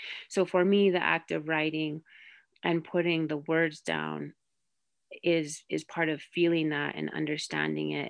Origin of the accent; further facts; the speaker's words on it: Rosebud, South Dakota, United States; I'm Sichangku Lakota. I'm originally from Rosebud, South Dakota